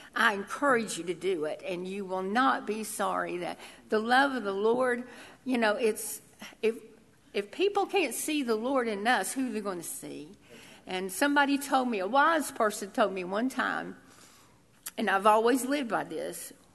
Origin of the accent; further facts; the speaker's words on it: Tennessee, United States; I'm from Tennessee, so I thought I lived in the South, but I lived in hollers.